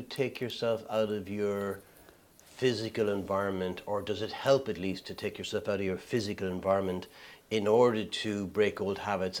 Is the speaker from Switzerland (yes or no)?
no; Ireland; now in United Kingdom; as an Irish person, when I emigrated to the UK